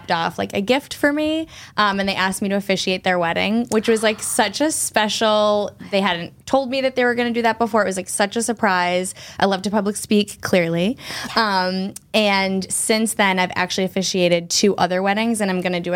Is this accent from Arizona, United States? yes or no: no; Saugus, Massachusetts, United States; I was born and raised in Saugus and still live in Saugus.